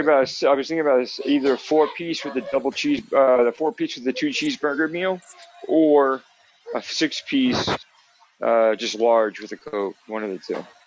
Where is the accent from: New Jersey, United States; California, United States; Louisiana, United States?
New Jersey, United States; I'm from New Jersey